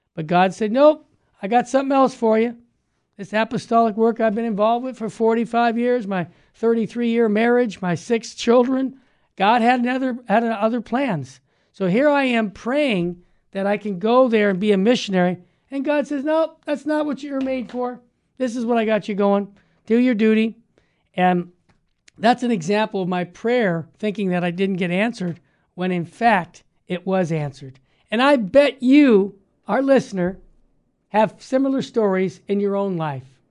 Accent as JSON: {"language": "English", "town": "Los Angeles", "region": "California", "country": "United States", "said": "I'm from Los Angeles"}